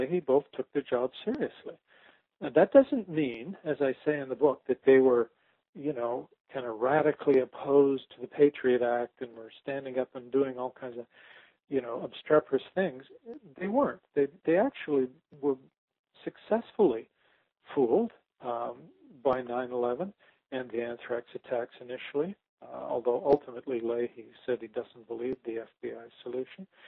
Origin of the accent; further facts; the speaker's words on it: Canada; I'm a Canadian